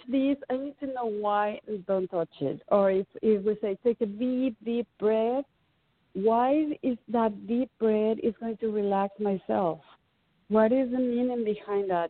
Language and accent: English; Mexican Caribbean, Mexico; moved away as an adult; now in United States; When I grew up in the Caribbean, in the Mexican Caribbean